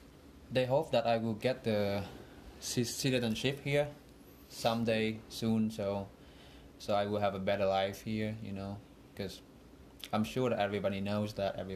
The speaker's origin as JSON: {"language": "English", "country": "Vietnam", "tie": "born or raised there", "second_language": "English", "said": "I really didn't pay attention much how it was there, because I just like follow the flow of life there, like what everybody does there."}